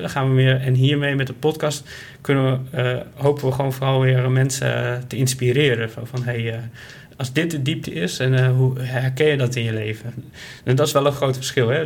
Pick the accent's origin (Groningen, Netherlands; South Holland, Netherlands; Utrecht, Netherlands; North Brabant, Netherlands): Groningen, Netherlands; moved away as an adult; now in Ede, Netherlands; ik ben opgegroeid in Groningen. dus ik kom uit het noorden van het land.